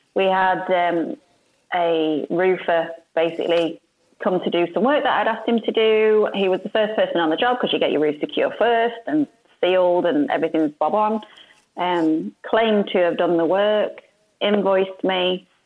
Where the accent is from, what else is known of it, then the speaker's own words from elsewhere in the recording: Yorkshire and the Humber, United Kingdom; moved away as an adult; now in Sheffield, United Kingdom; I'm originally from West Yorkshire